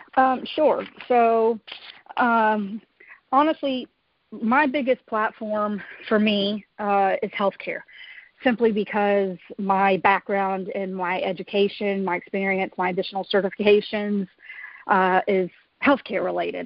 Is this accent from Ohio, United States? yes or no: no; Georgia, United States; I was born and raised here in Georgia